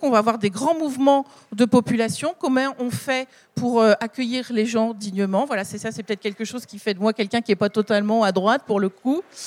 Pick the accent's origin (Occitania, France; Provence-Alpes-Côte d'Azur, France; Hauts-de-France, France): Hauts-de-France, France; the Nord; je viens du Nord